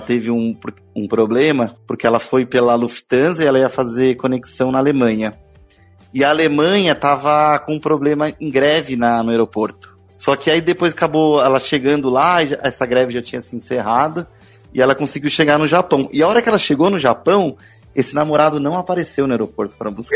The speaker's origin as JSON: {"language": "Portuguese", "town": "Guarulhos", "region": "São Paulo", "country": "Brazil", "said": "eu sou de Guarulhos"}